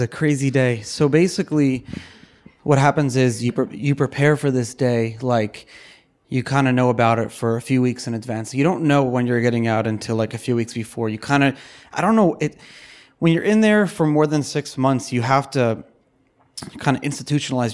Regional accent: New York City, New York, United States; we were upper middle class growing up in Brooklyn

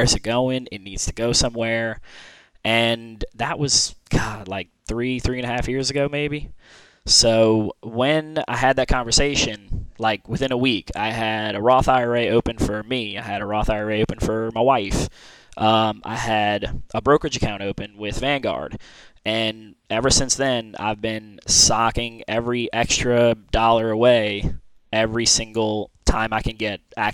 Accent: New Orleans, Louisiana, United States; also born or lived in Alabama; Born and raised in New Orleans.

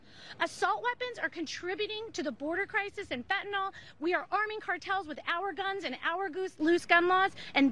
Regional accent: Highland Park, Illinois, United States; I'm from Highland Park.

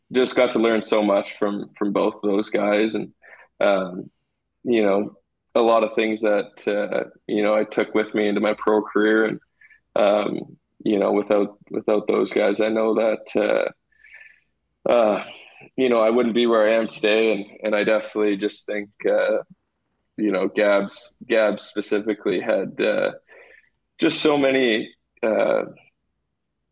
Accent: Portage la Prairie, Manitoba, Canada; I was really lucky to get to go through the Portage minor hockey system and, you know, play with all my buddies growing up

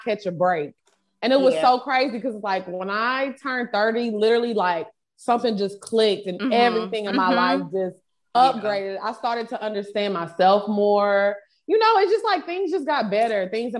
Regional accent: Houston, Texas, United States; moved away as an adult; now in Atlanta, United States; We're from Houston

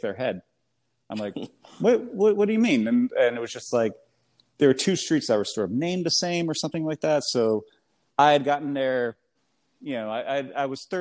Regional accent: United States; accent: American; my American accent

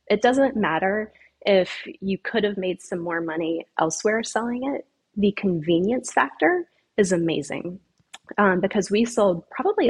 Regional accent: the Carolinas, United States; now in Florida, United States; And I'm from the Carolinas originally, and for whatever reason, I never thought I would live in Florida.

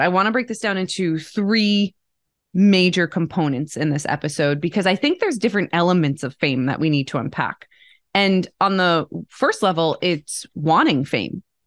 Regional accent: Bergen County, New Jersey, United States; I grew up outside of New York City, Bergen County, New Jersey

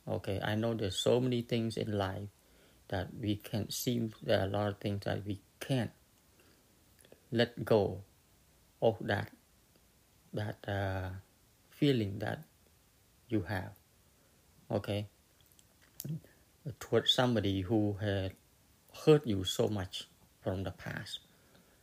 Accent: Cambodia; moved away; I come from Cambodia.

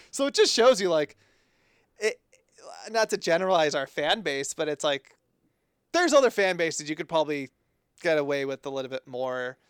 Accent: East Bay, California, United States; our time growing up in the East Bay

